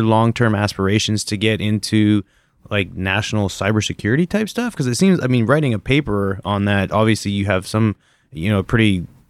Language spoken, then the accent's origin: English; Canada; moved away; being the Canadian that I am